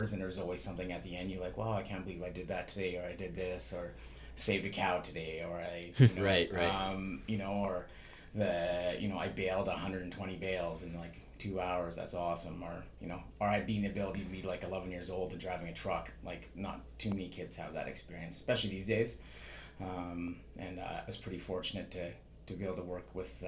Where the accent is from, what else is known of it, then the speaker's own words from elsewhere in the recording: Saskatchewan, Canada; also born or lived in Terrace, British Columbia; now in British Columbia, Canada; Growing up, I didn't grow up in BC. We moved here in 1988. I grew up in Saskatchewan.